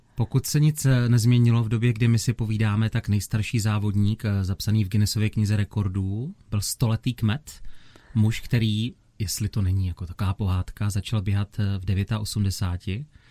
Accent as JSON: {"language": "Czech", "town": "Opava", "region": "Moravian-Silesian Region", "country": "Czechia", "tie": "born or raised there", "said": "v mém rodném městě u Sleského divadla v Opavě"}